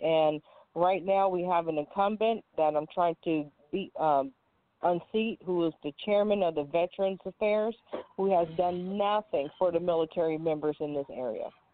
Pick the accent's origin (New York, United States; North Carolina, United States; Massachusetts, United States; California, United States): California, United States; I am from California, born and raised.